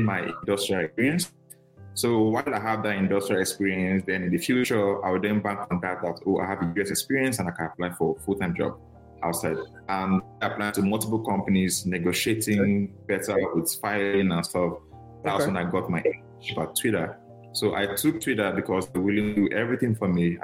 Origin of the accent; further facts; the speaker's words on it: Nigeria; moved away as an adult; now in United States; I'm very Nigerian. I'm very Nigerian.